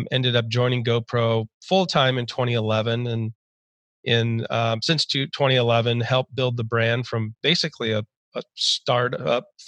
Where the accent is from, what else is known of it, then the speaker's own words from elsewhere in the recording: San Diego, California, United States; I grew up in Southern California, typical Southern California childhood, in San Diego to be specific.